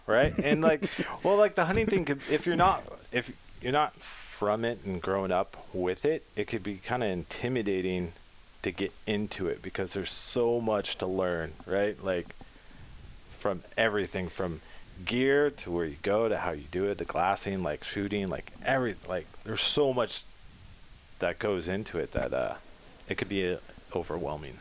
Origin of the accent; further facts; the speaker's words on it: Pacifica, California, United States; blessed to be born in Pacifica